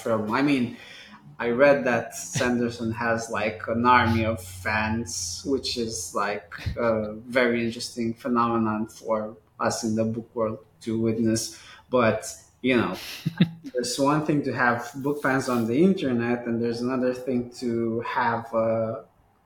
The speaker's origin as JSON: {"language": "English", "region": "Bucharest", "country": "Romania", "tie": "born or raised there", "said": "growing up in Bucharest"}